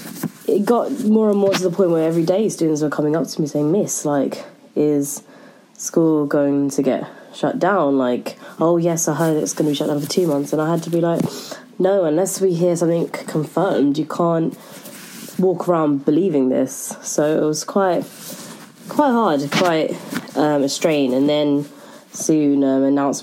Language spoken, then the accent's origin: English; London, United Kingdom; I'm from South London and I am an English teacher